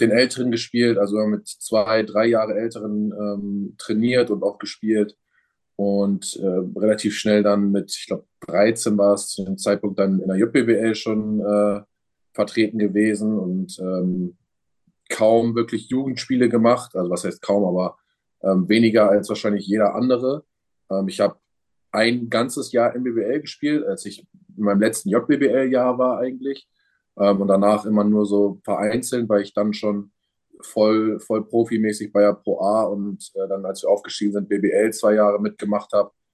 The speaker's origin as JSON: {"language": "German", "country": "Germany", "said": "in Deutschland bleiben will, weil es mein Heimatland ist"}